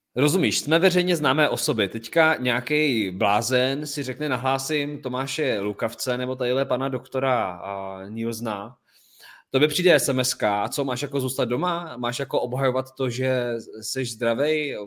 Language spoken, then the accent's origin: Czech; Czechia; tady u nás v Čechách